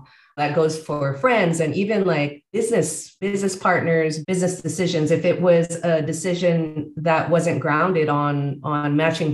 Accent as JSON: {"language": "English", "town": "San Jose", "region": "California", "country": "United States", "tie": "born or raised there", "also_born_or_lived": "Bay Area, California", "moved": "as an adult", "lives_now": "Baja California, Mexico", "said": "born and raised in San Jose, California, and have lived all over the Bay Area"}